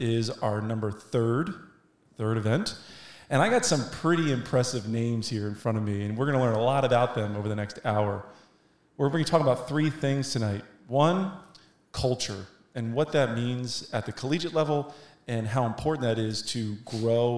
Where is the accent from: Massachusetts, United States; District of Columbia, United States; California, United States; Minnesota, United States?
District of Columbia, United States; Washington; I'm finally here in D.C.